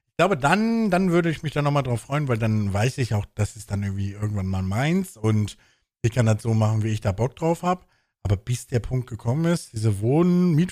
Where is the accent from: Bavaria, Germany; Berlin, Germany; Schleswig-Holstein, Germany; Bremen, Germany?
Bremen, Germany; Ich komme ja aus der Jan-Böhmermann-Stadt in Bremen, Bremen-Nord.